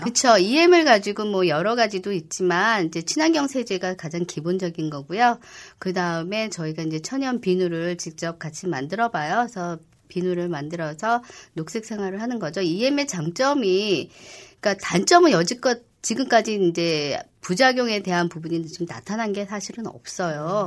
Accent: Seoul, South Korea; 제가 은평구에서 태어났어요. 음. 예, 그래서 40년 이상 은평구에서 태어났고 내 지역에서

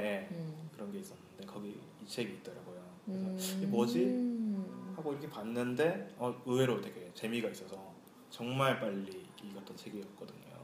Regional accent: Andong, North Gyeongsang, South Korea; 고향은 경상북도 안동입니다

